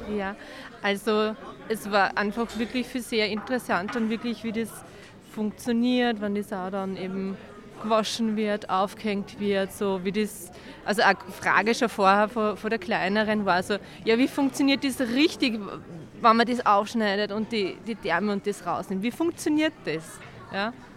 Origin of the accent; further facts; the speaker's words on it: Rohrau, Lower Austria, Austria; wir kommen aus Rohrau, Niederösterreich